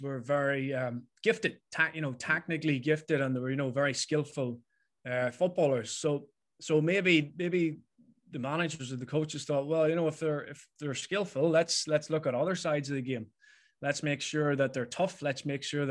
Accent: Mayobridge, Northern Ireland, United Kingdom; growing up in the Bridge

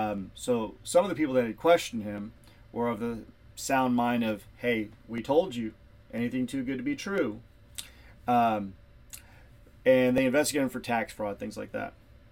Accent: Rockport, United States; the Rockport Police Department, my hometown

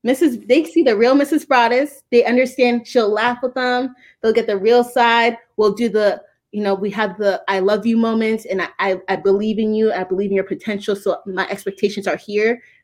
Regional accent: Ghana; now in United States; I'm from Ghana, but his father is Southern. My husband, he's from the South.

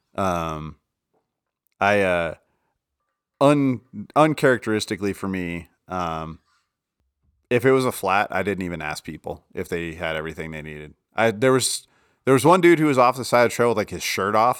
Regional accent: Colorado, United States

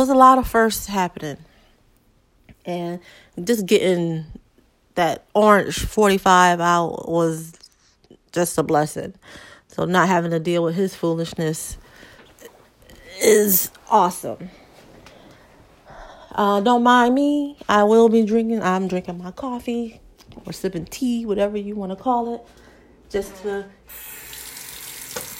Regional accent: Hartford, Connecticut, United States; born and raised in Hartford, Connecticut.

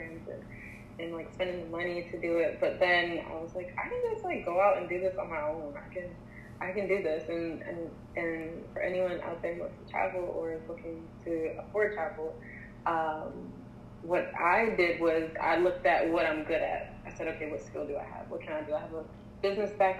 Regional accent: Philadelphia, Pennsylvania, United States; I am from Philly.

